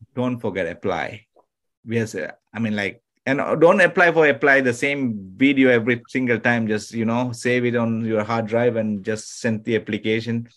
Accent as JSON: {"language": "English", "country": "Sri Lanka", "first_language": "Tamil", "second_language": "English", "moved": "yes", "lives_now": "United States", "said": "I'm from originally from Sri Lanka, it's an island"}